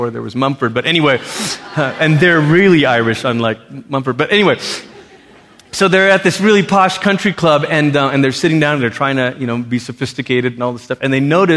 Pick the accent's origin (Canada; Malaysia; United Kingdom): Malaysia; moved away; growing up in Malaysia